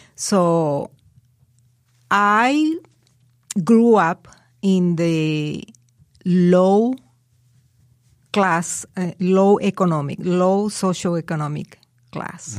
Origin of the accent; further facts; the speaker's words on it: Colombia; English is a second language; moved away as an adult; now in United States; The first time I traveled out of Colombia was when I came here.